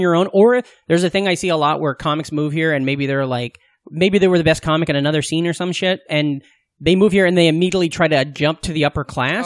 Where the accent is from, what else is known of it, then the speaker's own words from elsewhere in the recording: Southwest Iowa, United States; I grew up in Southwest Iowa